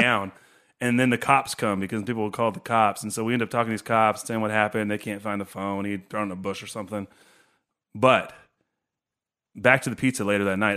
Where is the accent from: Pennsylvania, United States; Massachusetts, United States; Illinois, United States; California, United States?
California, United States; Chico; I grew up in Chico